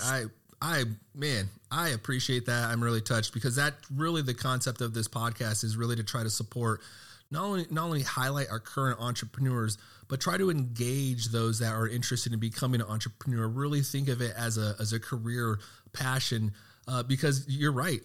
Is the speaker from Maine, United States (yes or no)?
no; Texas, United States; I'm from Texas